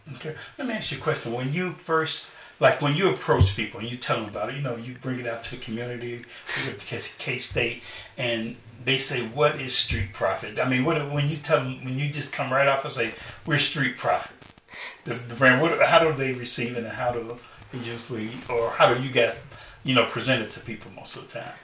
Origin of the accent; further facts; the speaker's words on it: Chicago, Illinois, United States; I grew up in Chicago